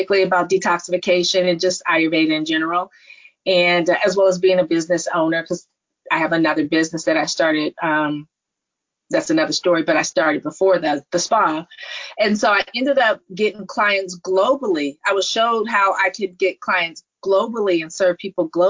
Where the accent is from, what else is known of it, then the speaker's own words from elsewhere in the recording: Palo Alto, California, United States; born, raised in the Silicon Valley, born at Stanford, growing up in Silicon Valley